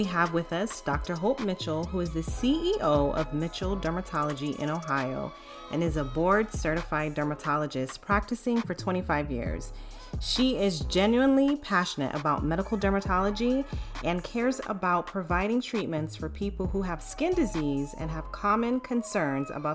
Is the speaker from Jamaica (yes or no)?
yes; Jamaica; I'm from Jamaica